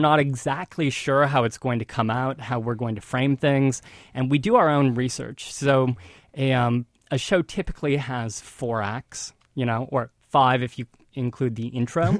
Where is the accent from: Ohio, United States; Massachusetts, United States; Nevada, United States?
Ohio, United States; northern; moved away as an adult; now in New York City, United States; northern Ohio, right on Lake Erie, a small town